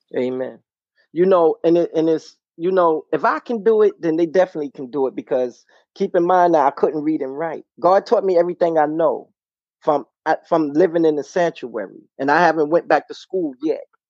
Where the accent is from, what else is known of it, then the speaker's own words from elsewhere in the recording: New York City, New York, United States; moved away as an adult; now in Connecticut, United States; I'm from Brooklyn, New York.